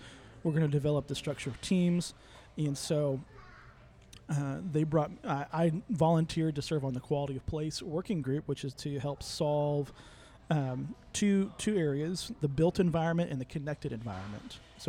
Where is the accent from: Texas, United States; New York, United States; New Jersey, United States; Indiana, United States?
Texas, United States; Midland; I was born and raised in Midland.